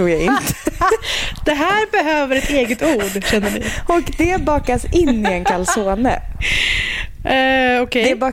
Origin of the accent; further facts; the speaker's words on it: Umeå, Västerbotten County, Sweden; bryr sig knappt om att skriva att jag kommer från Umeå.